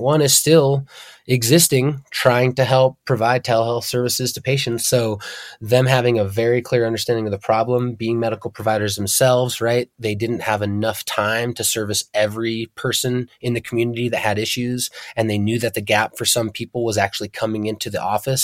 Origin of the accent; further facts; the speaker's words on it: Darby, Montana, United States; also born or lived in Hamilton, Montana; I grew up in the southern Bitter Valley, born in Hamilton, Montana, and raised in Darby.